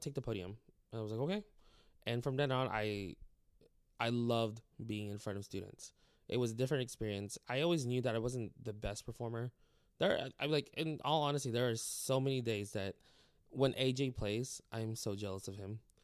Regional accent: Clovis, California, United States; moved away as an adult; also born or lived in Texas; now in Wharton, Texas, United States; I'm from California

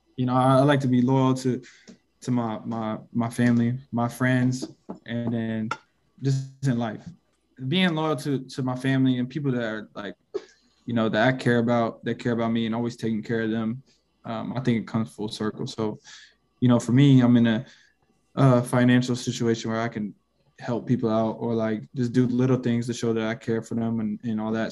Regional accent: Seattle, Washington, United States; I grew up playing in Seattle

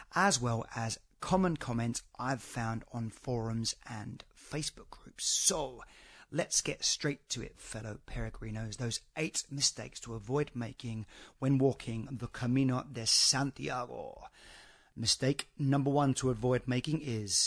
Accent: United Kingdom; I'm a Brit

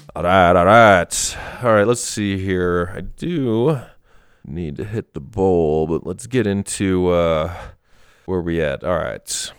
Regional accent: Wisconsin, United States; moved away; my parents took me to a speech back in Wisconsin

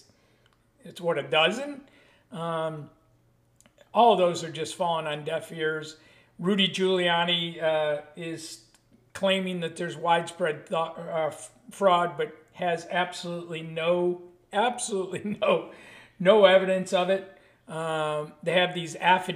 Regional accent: Buffalo, New York, United States; I grew up in Buffalo, New York

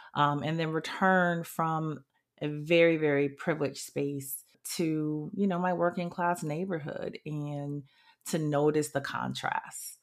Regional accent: New Haven, Connecticut, United States; moved away as an adult; also born or lived in Washington, D.C. / New York City / Kingston, Jamaica; now in New Orleans, United States; I am specifically from New Haven, Connecticut. I was born and raised there.

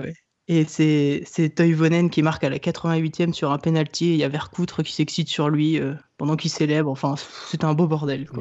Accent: Le Mans, Pays de la Loire, France; now in Île-de-France, France; viens du Mans, d'un père angevin et d'une mère rennaise

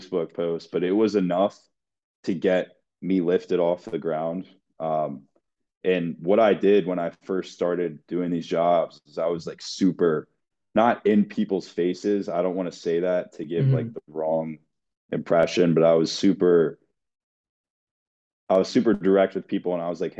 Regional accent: Rockville, Maryland, United States; I'm from Rockville, Maryland

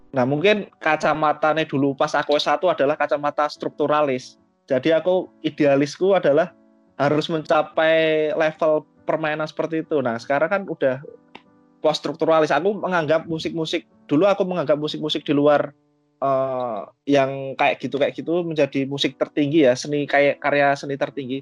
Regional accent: Java, Indonesia; kita kan orang-orang Jawa

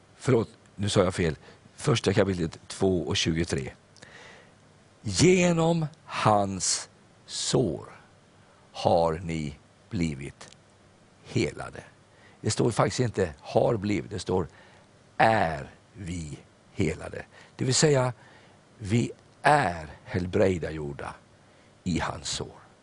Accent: Sweden; jag är stolt över att jag är svensk.

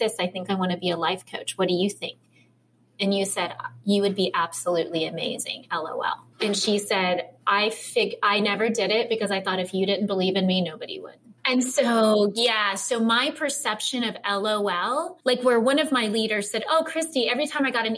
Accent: Midwest, United States; I'm from the Midwest

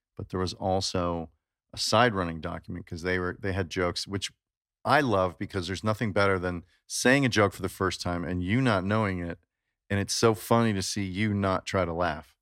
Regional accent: Chicago, Illinois, United States; I grew up in Chicago

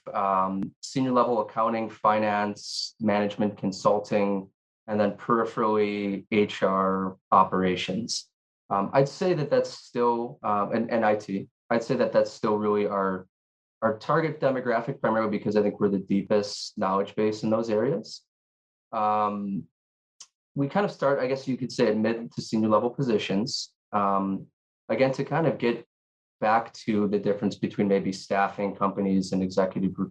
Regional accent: Chicago, Illinois, United States; moved away as an adult; now in Honolulu, United States; born and raised in Chicago, Illinois, been out here for about 9 years

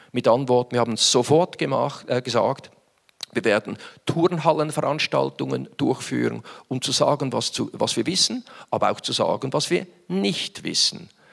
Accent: Winterthur, Zurich, Switzerland; Stadt Winterthur, meine Heimatstadt Winterthur. Und dieses Logistikzentrum befand sich damals etwa 250 Meter weg vom Haus, großer Wohnblock mit vielen Menschen, wo ich aufgewachsen bin

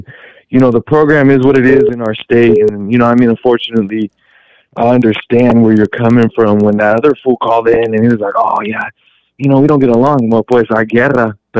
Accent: Sacramento, California, United States; saludos desde Norte Lado, bro. I'm from Sacra, and you know, I bump whatever's hits the heart.

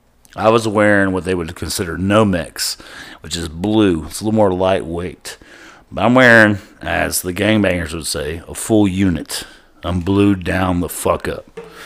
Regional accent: Pasadena, Texas, United States; my hometown of Pasadena, Texas

